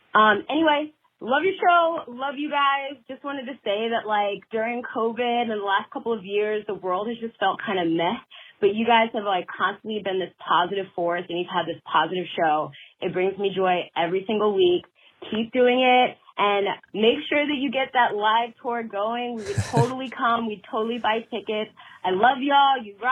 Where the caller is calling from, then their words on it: Michigan, United States; Michigan, and I'm just super excited to share some of my fave things.